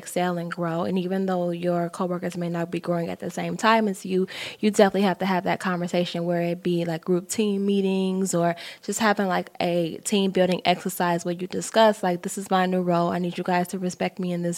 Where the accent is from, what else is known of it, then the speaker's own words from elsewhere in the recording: Chicago, Illinois, United States; I'm from Chicago